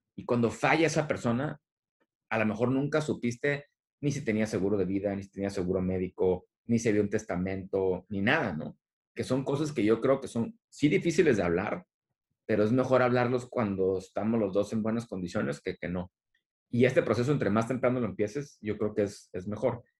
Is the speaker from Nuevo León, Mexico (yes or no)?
no; Tijuana, Baja California, Mexico; also born or lived in San Diego / Monterrey; soy originario de aquí de la región, de, Tijuana y San Diego, crecí en Tijuana